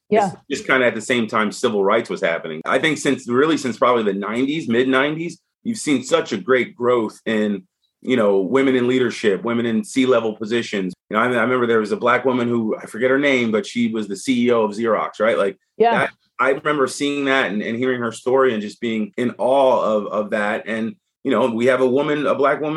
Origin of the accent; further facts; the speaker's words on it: Delaware, United States; moved away; also born or lived in New York; I'm from Delaware